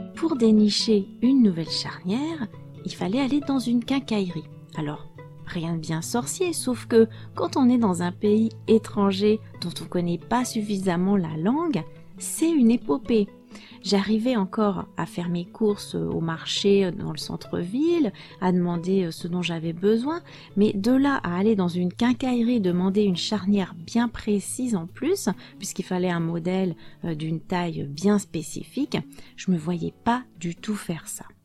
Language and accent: French; France; moved away; also born or lived in Portugal; je suis française